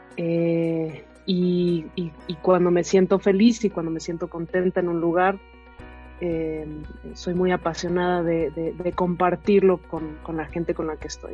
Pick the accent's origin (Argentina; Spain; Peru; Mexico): Mexico; soy mexicana